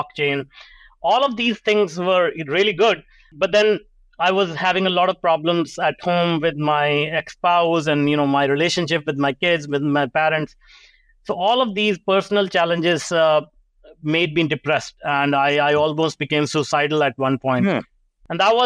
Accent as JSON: {"language": "English", "country": "India", "tie": "born or raised there", "moved": "yes", "lives_now": "Canada", "said": "I grew up in India, and you know, most people can recognize the accent. I grew up in a small town"}